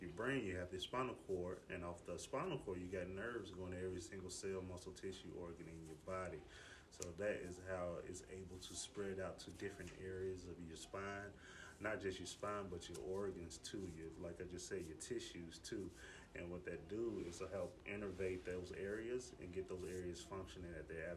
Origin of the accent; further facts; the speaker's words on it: Decatur, Georgia, United States; I was born and raised in Decatur, too.